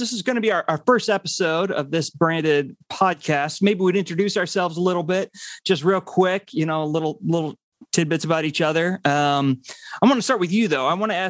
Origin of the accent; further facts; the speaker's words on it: Rockford, Illinois, United States; I'm from Rockford, Illinois, which is, you know, far northwest of Chicago.